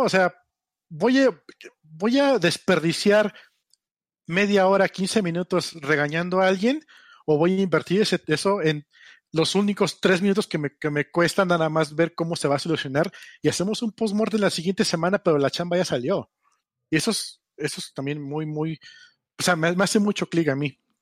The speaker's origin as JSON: {"language": "Spanish", "country": "Mexico", "said": "Nosotros como mexicanos, como, como hispanoparlantes"}